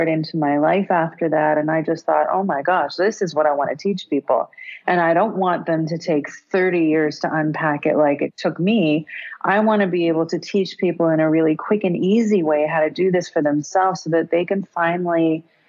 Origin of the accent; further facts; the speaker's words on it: South Africa; I was born in South Africa during apartheid